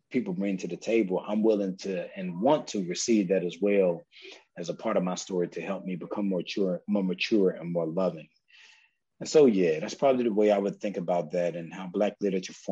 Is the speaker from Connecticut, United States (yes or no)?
no; South Carolina, United States; I'm from South Carolina